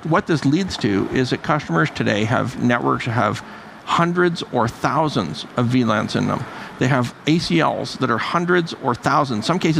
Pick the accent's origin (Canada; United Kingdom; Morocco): Canada; I'm half Irish, half Russian, Canadian.